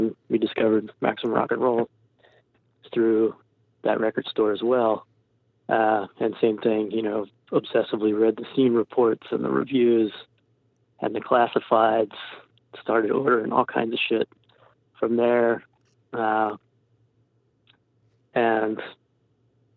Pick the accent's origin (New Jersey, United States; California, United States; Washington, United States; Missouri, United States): New Jersey, United States; we're from New Jersey, all these great New Jersey and New York hardcore bands that we wanted to fit